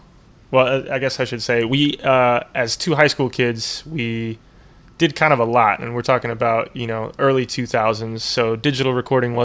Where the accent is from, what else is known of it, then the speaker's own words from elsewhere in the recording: Riverside, California, United States; moved away as an adult; also born or lived in San Diego / Los Angeles / Costa Rica; I'm from Riverside originally